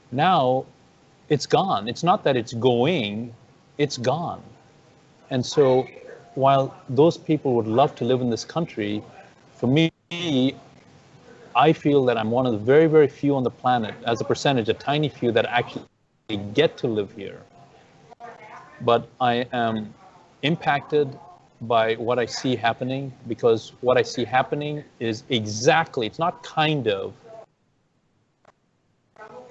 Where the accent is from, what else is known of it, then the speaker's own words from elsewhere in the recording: Zambia; also born or lived in Ethiopia / Zimbabwe / India (parents); now in United States; that's where I really grew up, in the country of Zambia.